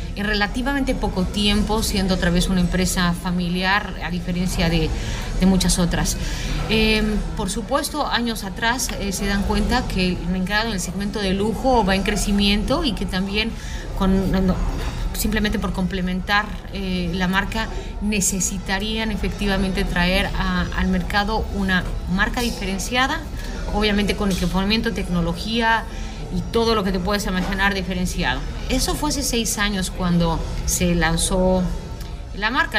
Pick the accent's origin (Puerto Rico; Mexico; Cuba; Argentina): Mexico; yo soy mexicana